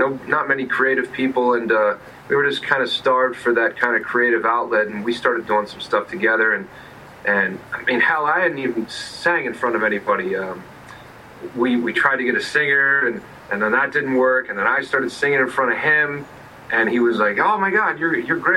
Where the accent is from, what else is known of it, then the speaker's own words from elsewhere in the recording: York, Pennsylvania, United States; I grew up in a place called York, small town in Pennsylvania